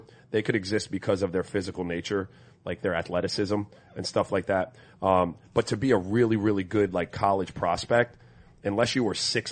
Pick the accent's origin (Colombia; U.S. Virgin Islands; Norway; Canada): U.S. Virgin Islands; moved away; I grew up in St. Croix where there was no tackle football.